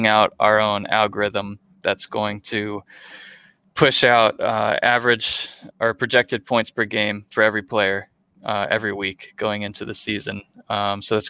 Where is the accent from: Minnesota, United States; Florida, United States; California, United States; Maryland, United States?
Florida, United States; Gainesville; I was from Gainesville